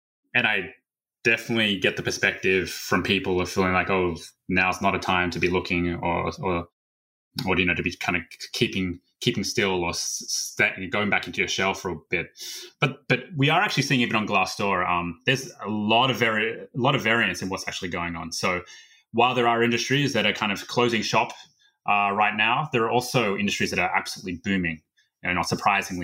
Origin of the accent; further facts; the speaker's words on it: Australia; moved away as an adult; now in United States; I'm originally from Australia and moved out to the States about 12 or so years ago